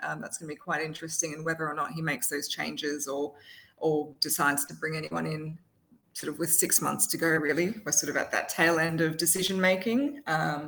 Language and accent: English; Queensland, Australia; I'm a Queenslander